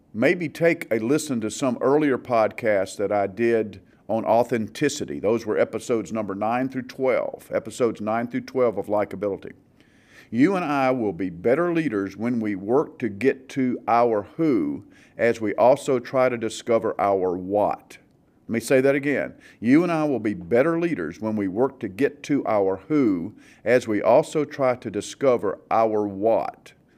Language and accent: English; the South, United States; growing up in the South